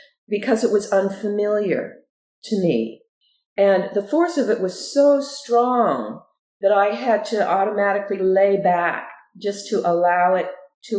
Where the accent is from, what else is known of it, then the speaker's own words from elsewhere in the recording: Southern California, United States; also born or lived in Ogden, Utah; we moved to California, to Southern California, and that's where I grew up.